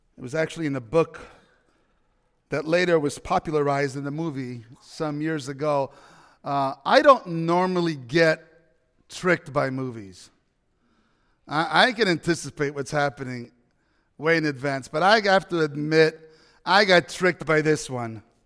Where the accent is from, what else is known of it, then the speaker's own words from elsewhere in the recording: New York, United States; moved away as an adult; now in Washington State, United States; I'm a New Yorker. I'm an East Coast guy